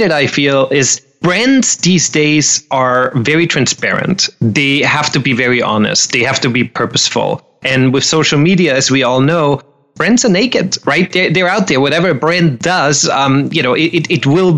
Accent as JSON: {"language": "English", "country": "Austria", "moved": "as an adult", "lives_now": "Los Angeles, United States", "said": "I'm originally, me and my accent, we're both originally from Austria."}